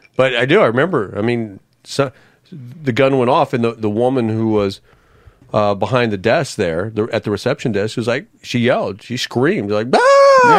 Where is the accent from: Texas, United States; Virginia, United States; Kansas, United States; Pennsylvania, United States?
Texas, United States; Arlington; moved away as an adult; also born or lived in Missouri / Detroit, Michigan / Nashville, Tennessee; now in Philadelphia, United States; growing up in Arlington, Texas